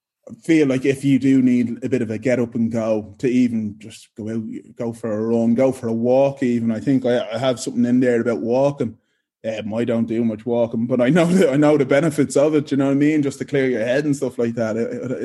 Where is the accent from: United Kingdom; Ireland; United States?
Ireland; I came from Ireland, not knowing anyone here.